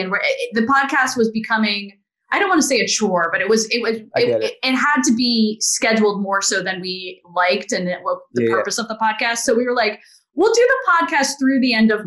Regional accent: New Jersey, United States; moved away as an adult; also born or lived in Boston; now in Los Angeles, United States; I'm from Jersey.

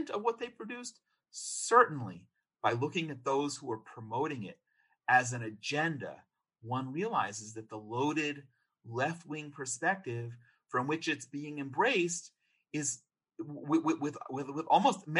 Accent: United States; I grew up in America.

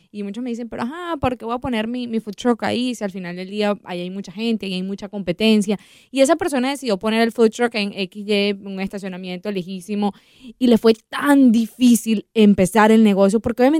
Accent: Venezuela; yo voy a hablar eh, como venezolana, hemos visto cómo personas venezolanas han crecido su negocio de unas maneras increíbles

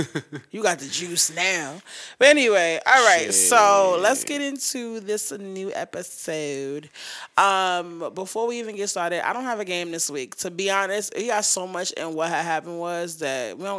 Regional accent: New York, United States; Nigga, I'm from New York.

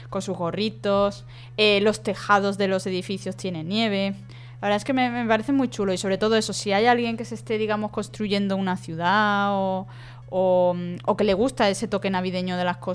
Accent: Spain; en España somos más de Reyes Magos y eso

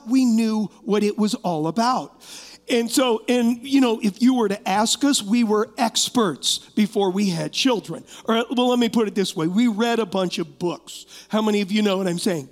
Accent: Huntington Beach, California, United States; I was raised in California, and I was not raised knowing the Lord.

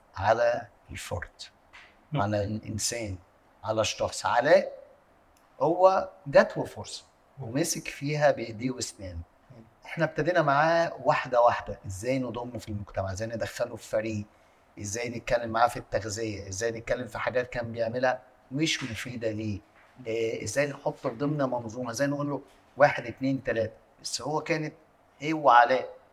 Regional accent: Egypt; عندنا في مصر

